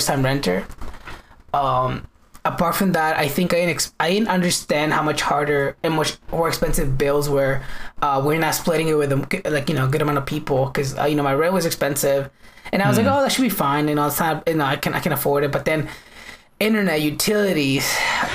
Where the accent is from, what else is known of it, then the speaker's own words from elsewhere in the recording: United States; that's my country